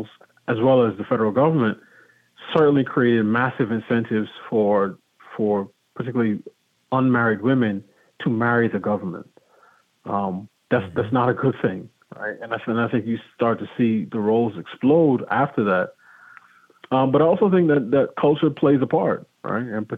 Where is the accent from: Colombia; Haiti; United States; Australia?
United States; New York; moved away as an adult; also born or lived in Pittsburgh; now in Washington, D.C. area, United States; I grew up in New York and went to college in Pittsburgh and been in the D.C. area for the last 16 years